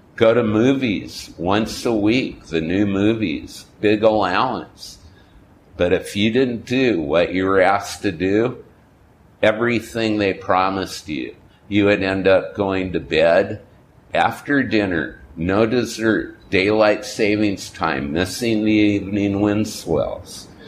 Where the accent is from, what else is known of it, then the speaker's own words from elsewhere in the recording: California, United States; moved away; also born or lived in Goleta, California / Palm Springs, California / Hollywood, California / Hawaii; where I grew up in California and Hawaii